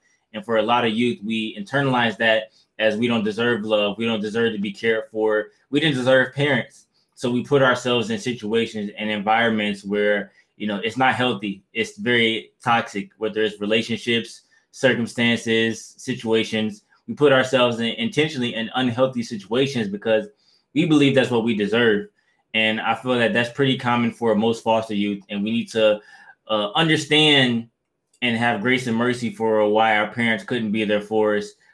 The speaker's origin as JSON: {"language": "English", "town": "Detroit", "region": "Michigan", "country": "United States", "also_born_or_lived": "Kalamazoo, Michigan", "said": "I'm originally from Detroit, Michigan"}